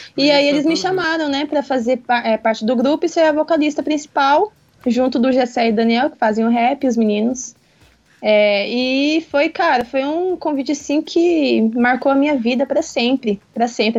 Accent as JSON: {"language": "Portuguese", "town": "Campo Grande", "region": "Mato Grosso do Sul", "country": "Brazil", "tie": "born or raised there", "said": "nasci aqui em Campo Grande. Uhum. É e nunca saí daqui"}